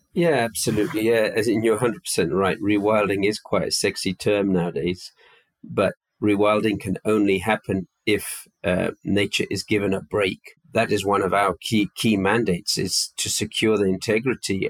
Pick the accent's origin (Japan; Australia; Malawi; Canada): Malawi; moved away as an adult; also born or lived in United Kingdom; now in Rwanda; I was brought up in Malawi um, and attended boarding school in the UK from a very young age, but was brought up primarily on a farm in Malawi